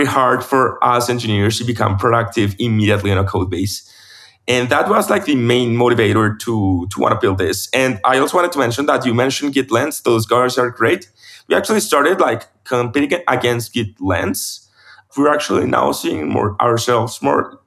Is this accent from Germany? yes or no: no; Medellin, Antioquia, Colombia; now in Bogota, Colombia; I'm from Medellin, my hometown. I'm moving back there in January after so many years living in Bogota